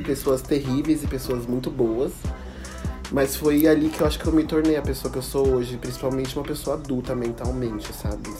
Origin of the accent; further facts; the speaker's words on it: Campinas, São Paulo, Brazil; eu sou de Campinas